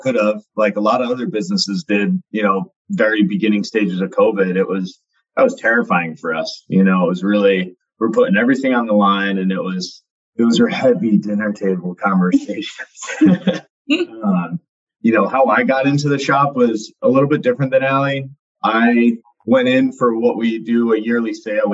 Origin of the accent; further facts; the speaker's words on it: Ashaway, Rhode Island, United States; growing up in Ashaway